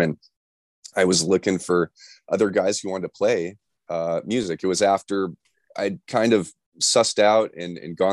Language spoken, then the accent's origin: English; Los Angeles, California, United States; also born or lived in Orange County / San Diego; born and raised in Los Angeles, live in Orange County, went to school down in San Diego. So I'm a SoCal kid to the bone